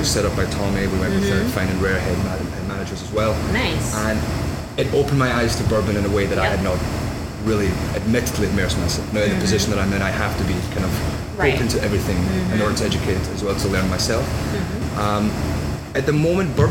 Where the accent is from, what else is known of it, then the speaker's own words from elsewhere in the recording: Scotland, United Kingdom; now in New York, United States; I am a Scotsman, true and true.